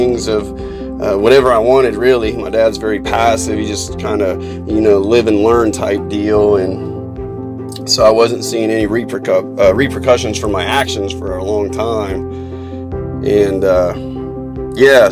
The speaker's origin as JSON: {"language": "English", "town": "Columbus", "region": "Ohio", "country": "United States", "tie": "born or raised there", "said": "I'm 37 years old, born and raised in Columbus, Ohio"}